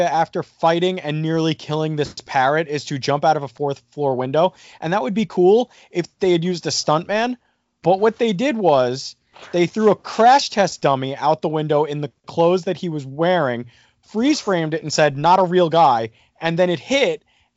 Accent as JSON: {"language": "English", "region": "New Jersey", "country": "United States", "said": "I'm from New Jersey"}